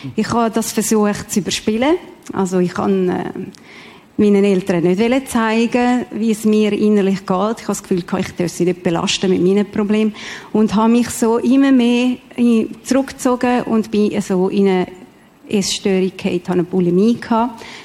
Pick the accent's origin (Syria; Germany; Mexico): Mexico; now in Switzerland; ich bin in Mexiko geboren